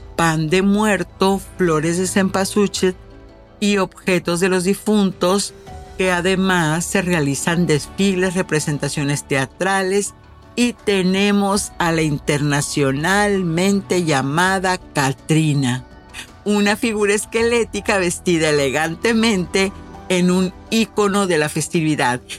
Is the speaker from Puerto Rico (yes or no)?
no; Mexico; como buena mexicana